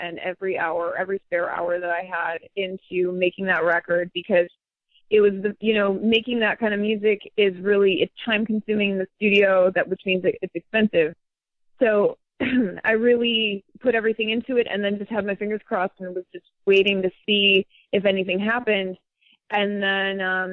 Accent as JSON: {"language": "English", "region": "Midwest", "country": "United States", "tie": "born or raised there", "said": "my upbringing in the Midwest and just my friends from my hometown"}